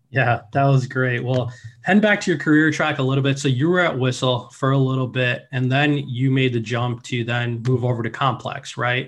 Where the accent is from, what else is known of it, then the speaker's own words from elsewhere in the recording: Chicago, Illinois, United States; I'm from Chicago